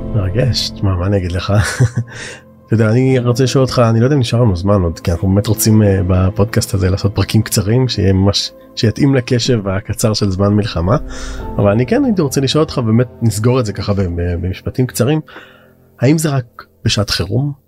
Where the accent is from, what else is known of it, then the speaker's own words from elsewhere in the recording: Israel; הרבה מהציבור החרדי היום, שאנחנו, נולדנו פה